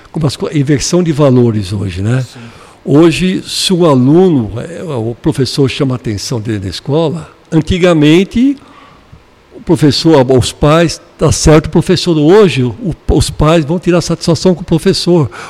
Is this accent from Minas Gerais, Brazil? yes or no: no; Porto Alegre, Rio Grande do Sul, Brazil; born there; Eu nasci no Rio Grande do Sul, sou gaúcho.